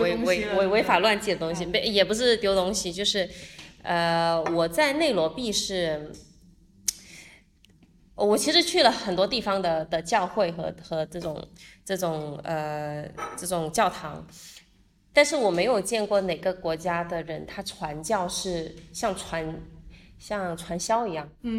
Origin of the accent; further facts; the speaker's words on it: China; 然后但是因为我们都是中国人，然后第二我们确实也是人人数比较少